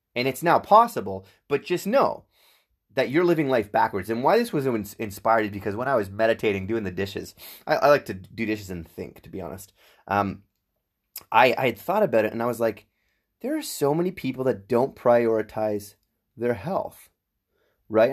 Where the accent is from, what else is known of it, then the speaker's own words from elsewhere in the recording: Whitby, Ontario, Canada; also born or lived in Ajax; I was raised in Whitby, Ajax